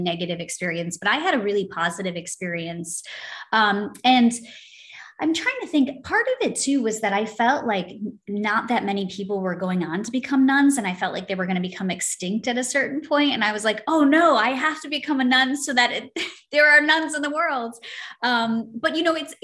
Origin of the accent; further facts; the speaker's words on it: United States; I'm American